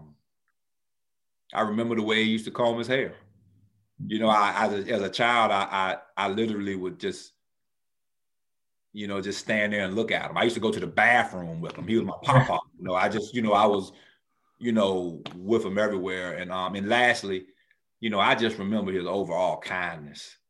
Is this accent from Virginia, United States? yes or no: yes; Danville, Virginia, United States; my hometown